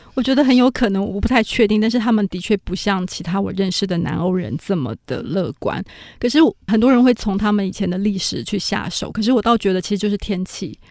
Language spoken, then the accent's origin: Chinese; Taiwan; moved away as an adult; now in Berlin, Germany; 因为我从台湾来的，我们是一个岛国